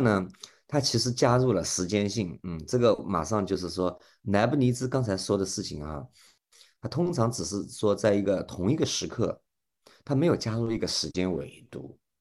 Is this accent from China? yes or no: yes; China; 那同样，我们中国人呢